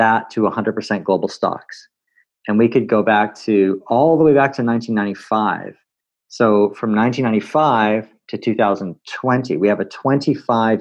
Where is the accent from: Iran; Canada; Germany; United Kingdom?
Canada; as a Canadian